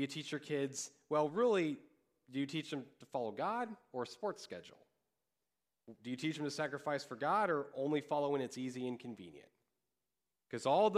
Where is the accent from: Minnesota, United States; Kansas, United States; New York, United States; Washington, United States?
Kansas, United States; I grew up in Kansas.